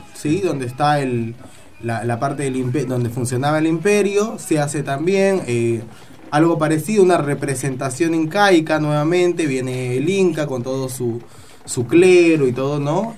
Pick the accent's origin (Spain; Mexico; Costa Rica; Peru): Peru; now in Argentina; yo soy peruano, nosotros celebramos otro día